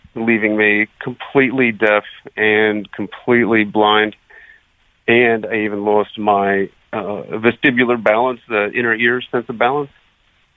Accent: Akron, Ohio, United States; moved away; I'm originally from Akron, Ohio

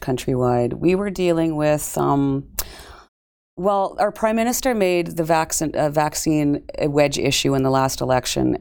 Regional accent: Canada; born or raised there

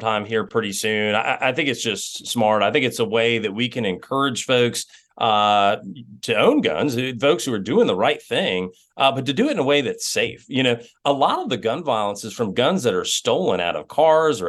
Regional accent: Georgia, United States; I come from Georgia

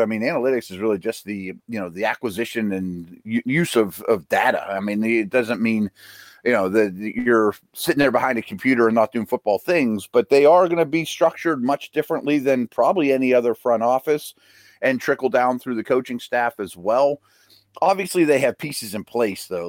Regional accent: Pittsburgh, Pennsylvania, United States; Troy's in my hometown

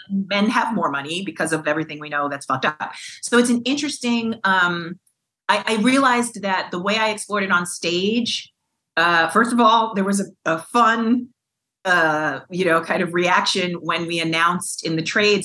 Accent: New York, United States; growing up in New York

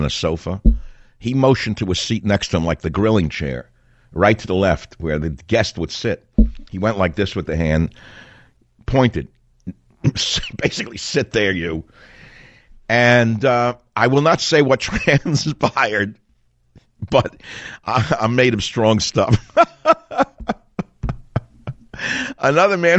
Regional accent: New York City, New York, United States; I'm from Queens, but I grew up on the other side of Union Turnpike from the president

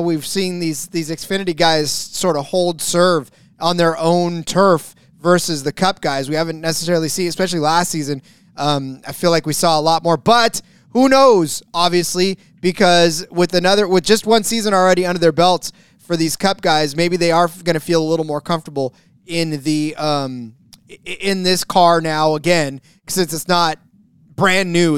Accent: California, United States; my home state of California

